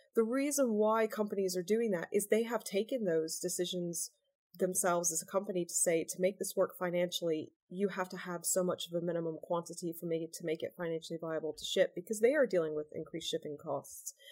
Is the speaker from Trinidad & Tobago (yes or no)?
no; United States; now in United Kingdom; I was born in the US. I'm dual American British.